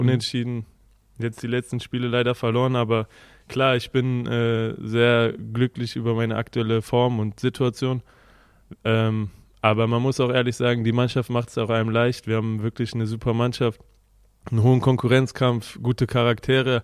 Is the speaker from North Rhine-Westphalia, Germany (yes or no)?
yes; Kreuzau, North Rhine-Westphalia, Germany; moved away as an adult; also born or lived in Würselen; now in Wolfsburg, Germany; von meinem Heimatort Kreuzau nach Köln sind ungefähr 50 Kilometer